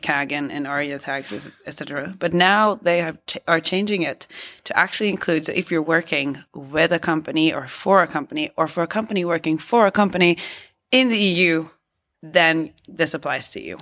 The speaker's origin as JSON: {"language": "English", "country": "Norway"}